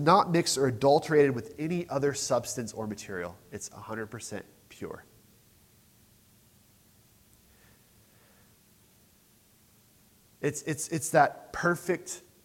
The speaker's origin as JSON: {"language": "English", "country": "United States", "said": "I'm too American sometimes."}